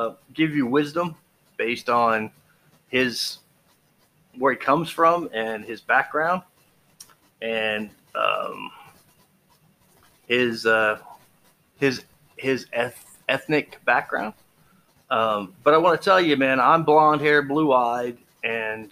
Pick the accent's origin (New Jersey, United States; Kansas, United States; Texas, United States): Texas, United States; I grew up in Texas.